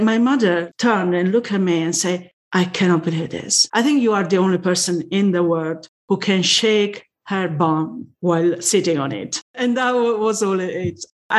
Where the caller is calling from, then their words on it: Reading, South East England, United Kingdom; I'm calling from Reading, UK.